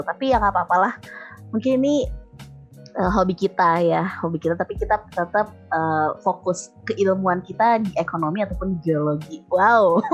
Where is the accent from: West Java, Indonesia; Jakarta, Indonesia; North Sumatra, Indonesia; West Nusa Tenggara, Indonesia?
West Java, Indonesia; Bandung; moved away as an adult; now in Hungary; aku lahir di Bandung, terus pindah karena orang tua kerja, nah, terus balik lagi ke Bandung. Jadi mungkin aku baru empat belas kali ya, empat belas tahun di Bandung.